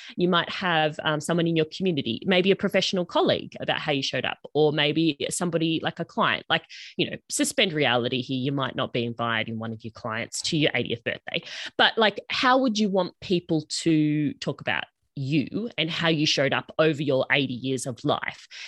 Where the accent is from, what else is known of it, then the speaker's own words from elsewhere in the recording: Australia; accent: Australian; we call it uni down here, obviously, if you didn't pick up from my accent, I'm in Australia